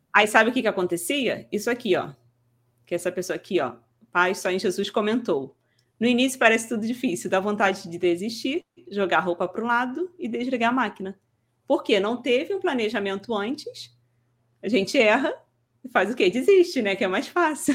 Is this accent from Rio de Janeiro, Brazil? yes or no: yes; Rio de Janeiro, Brazil; accent: carioca; eu sou carioca, que às vezes as pessoas perguntam de onde que você é e tal sou do Rio